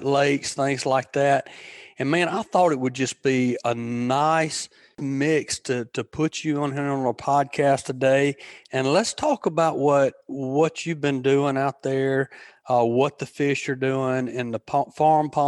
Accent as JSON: {"language": "English", "region": "Alabama", "country": "United States", "tie": "born or raised there", "said": "growing up around Alabama"}